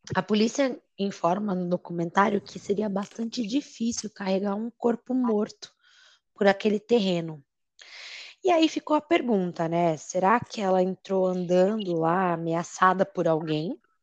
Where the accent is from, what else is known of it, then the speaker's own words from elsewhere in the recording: Brazil; nós somos brasileiros